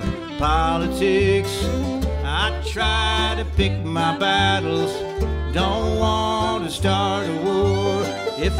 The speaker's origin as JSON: {"language": "English", "town": "Wheeling", "region": "West Virginia", "country": "United States", "tie": "born or raised there", "moved": "as an adult", "said": "I grew up in Wheeling, or actually, I lived my first part of my life in Wheeling until I was supposed to be an adult"}